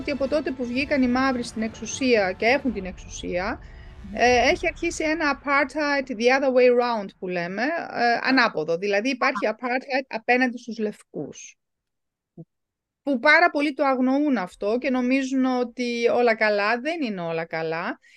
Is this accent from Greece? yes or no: no; South Africa; born there; Δηλαδή η πατρίδα μου είναι Νότια Αφρική, εφόσον εγώ γεννήθηκα εκεί και δεν έχω πάει ποτέ στην Ευρώπη.